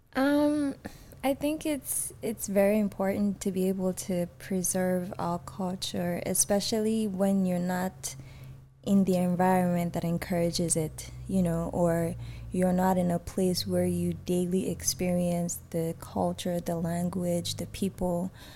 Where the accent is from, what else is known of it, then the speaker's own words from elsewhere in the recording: Nigeria; also born or lived in Atlanta; now in Texas, United States; I'm from Nigeria or I'm Nigerian